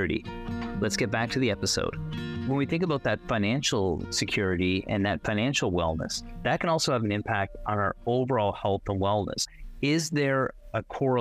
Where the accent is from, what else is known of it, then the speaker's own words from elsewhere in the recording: Fredericton, New Brunswick, Canada; now in Newfoundland and Labrador, Canada; I came from Fredericton originally.